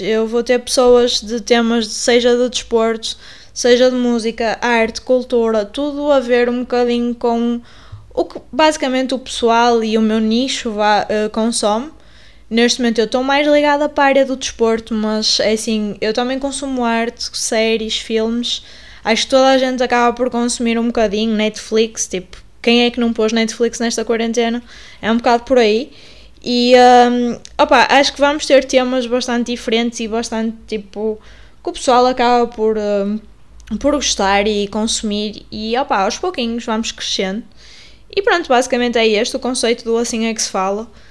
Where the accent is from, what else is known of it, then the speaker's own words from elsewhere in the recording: Paredes, Porto District, Portugal; eu fui criada em Paredes no Porto